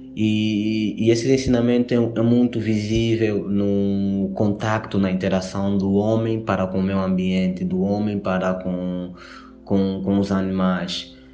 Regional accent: Angola; eu sou angolano, veio de Angola, África

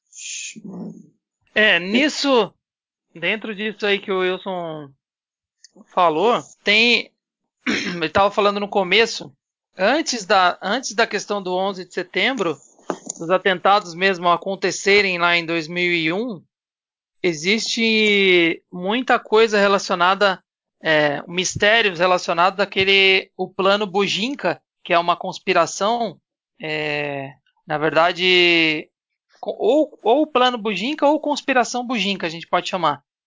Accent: São Paulo, Brazil; eu sou de São Paulo

